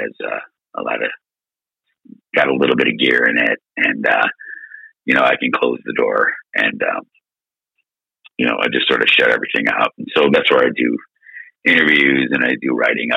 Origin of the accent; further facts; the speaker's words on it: Buffalo, New York, United States; we're from Buffalo